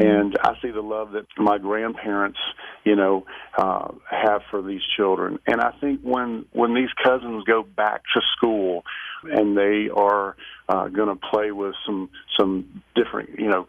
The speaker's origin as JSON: {"language": "English", "region": "Alabama", "country": "United States", "tie": "born or raised there", "said": "I grew up in Alabama, where of course there's so much racial tension through, you know, through history."}